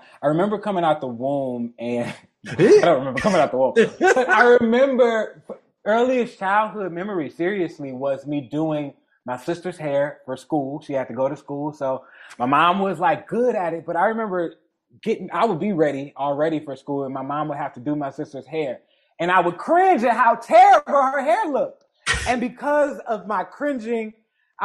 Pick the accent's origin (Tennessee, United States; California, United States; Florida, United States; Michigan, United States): Michigan, United States; Detroit; I'm from the Jeffrey Projects of Detroit. I literally grew up. We were the poorest people in the project.